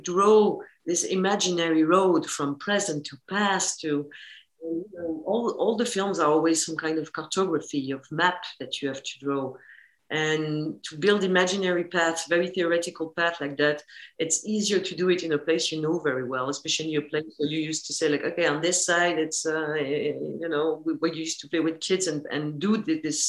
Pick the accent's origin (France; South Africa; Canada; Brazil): France; it was shot in my hometown. So all the exteriors, which is the wood and the lake, they are where I grew up.